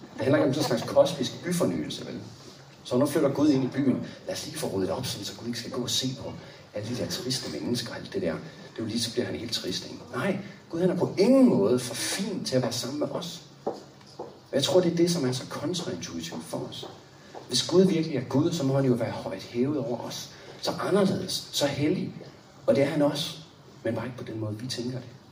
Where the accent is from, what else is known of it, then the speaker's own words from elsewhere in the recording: Copenhagen, Capital Region of Denmark, Denmark; Anne og jeg, vi er jo fra København